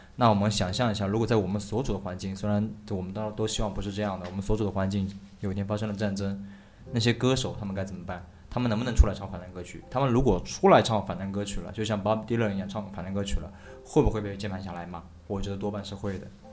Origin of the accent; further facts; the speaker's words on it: Shaoxing, Zhejiang, China; moved away; 我们老家那些学者、研究鲁迅那些书